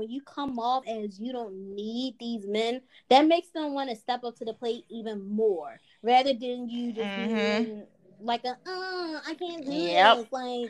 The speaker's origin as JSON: {"language": "English", "town": "Philadelphia", "region": "Pennsylvania", "country": "United States", "lives_now": "Los Angeles, United States", "said": "I'm from Philly, the Northeast, where we all have thick skin. So when I moved out here to LA, where everyone's so sensitive, I was like, wow."}